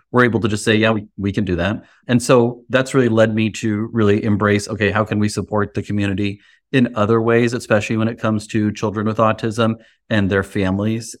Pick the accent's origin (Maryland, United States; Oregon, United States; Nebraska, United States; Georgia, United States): Nebraska, United States; Lincoln; I grew up here in Lincoln, Nebraska, which is where my practice is